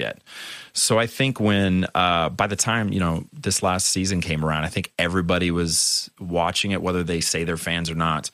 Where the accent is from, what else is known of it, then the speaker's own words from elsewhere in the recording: San Diego, California, United States; I was growing up in San Diego